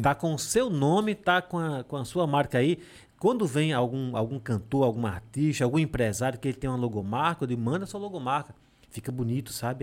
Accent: Serra da Jurema, Alagoas, Brazil; now in Delmiro Gouveia, Brazil; eu moro em Delmiro. Mas eu sou da Serra da Jurema

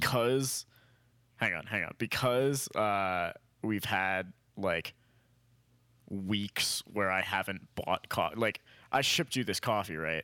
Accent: Lancaster, Pennsylvania, United States; moved away; this is from my hometown

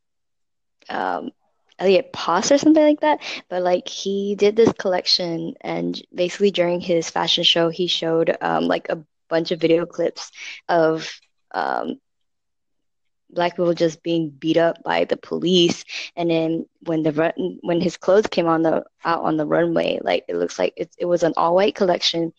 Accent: Singapore; I'm from Singapore. I am located right now in Singapore.

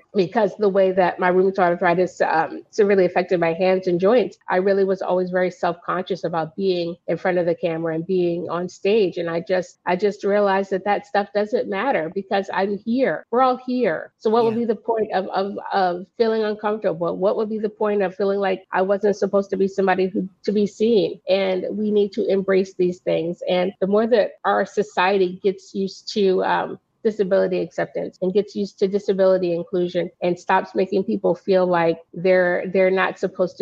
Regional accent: Virginia, United States; moved away as an adult; also born or lived in Brooklyn, New York; now in New York, United States; I was born in Brooklyn, New York. I was mainly raised in Virginia, the 757 area

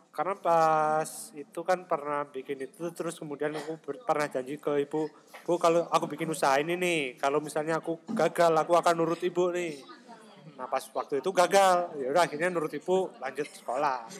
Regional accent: Blitar, East Java, Indonesia; moved away as an adult; also born or lived in Malang; now in Taiwan; kita kelahiran Blitar

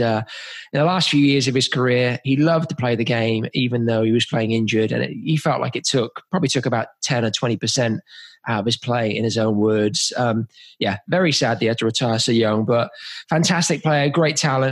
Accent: Oxford, South East England, United Kingdom; moved away; I'm from Oxford originally

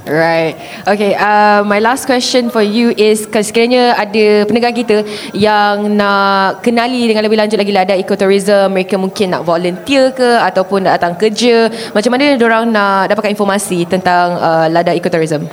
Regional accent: Sabah, Malaysia; saya orang Sabah

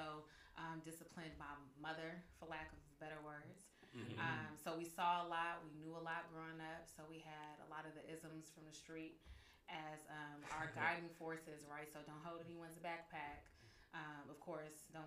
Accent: San Francisco, California, United States; also born or lived in Oakland / Vallejo; I grew up in Lakeview mainly.

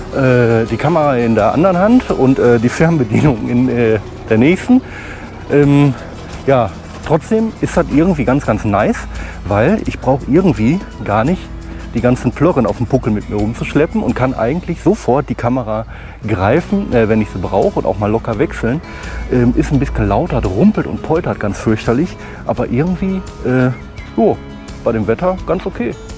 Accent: Oberhausen, North Rhine-Westphalia, Germany; moved away; meiner Heimatstadt Oberhausen hier in äh, Oberhausen Nord, Stärkrade Nord

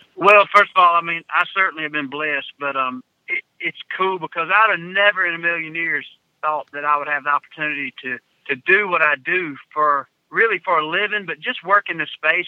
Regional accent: Georgia, United States; growing up in Georgia

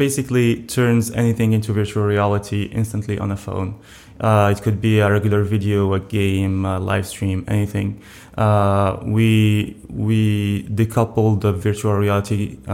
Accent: Morocco; moved away as an adult; also born or lived in France / Germany; now in Estonia; I grew up in Morocco, studied in Morocco, lived there for 20 years of my life

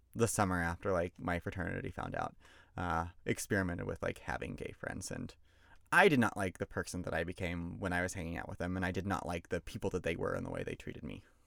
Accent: Georgia, United States; I'm from Georgia

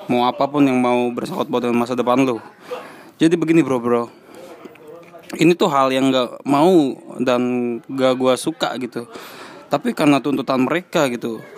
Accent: Cibarusah, West Java, Indonesia; salah satu buktinya adalah gue orang Cibarusah hanya beberapa doang yang yang ada di daerah sini

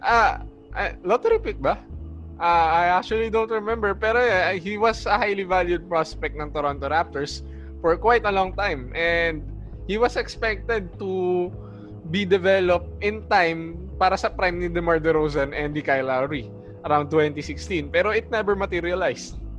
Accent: Philippines

